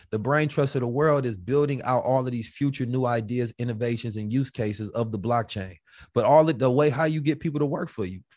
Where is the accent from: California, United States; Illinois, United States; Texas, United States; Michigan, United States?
California, United States; Oakland; I'm from Oakland